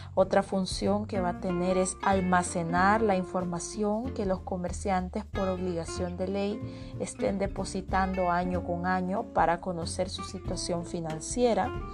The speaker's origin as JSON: {"language": "Spanish", "country": "El Salvador", "said": "como ciudadanos salvadoreños"}